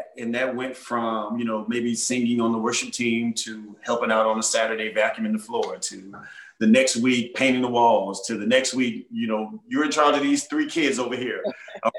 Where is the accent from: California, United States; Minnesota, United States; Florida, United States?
Florida, United States; West Park; our church, again, we're in my hometown, West Park.